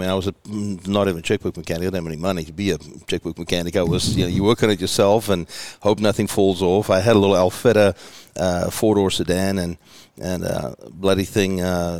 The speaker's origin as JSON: {"language": "English", "area": "Johannesburg area / Pretoria", "region": "Gauteng", "country": "South Africa", "tie": "born or raised there", "also_born_or_lived": "Sarasota, Florida / Houston, Texas", "moved": "as an adult", "lives_now": "Pacific Northwest, United States", "said": "I was born in Johannesburg. I grew up I grew up around Joburg, but I grew up on a farm outside of Joburg. Okay. And lived there the first, 10 years of my life, moved close to the city, and then I lived in Pretoria, which is the administrative capital."}